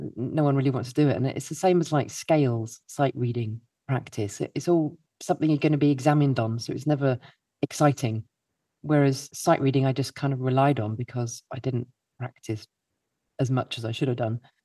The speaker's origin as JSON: {"language": "English", "town": "Milton Keynes", "region": "South East England", "country": "United Kingdom", "tie": "born or raised there", "said": "I grew up in Milton Keynes. Someone's got to come from Milton Keynes. That's me."}